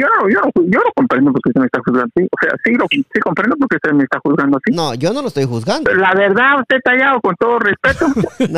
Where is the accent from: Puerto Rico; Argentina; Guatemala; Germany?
Guatemala; moved away